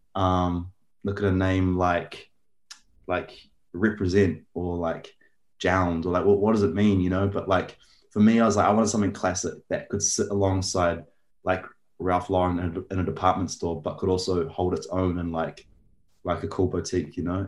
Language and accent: English; Auckland, New Zealand; I grew up in Auckland, New Zealand.